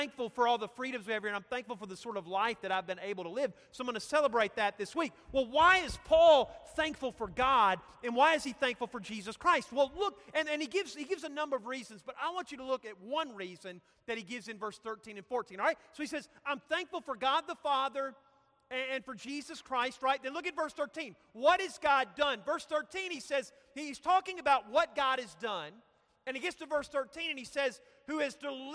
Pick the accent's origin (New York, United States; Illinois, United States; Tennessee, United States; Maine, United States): Tennessee, United States; Cookeville; I growing up in Cookeville, it was just a great, great childhood